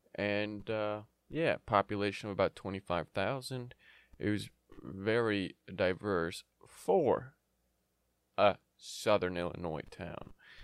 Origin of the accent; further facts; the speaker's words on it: Yemen; born there; Many of you know, many of you don't know, but I was born in Yemen.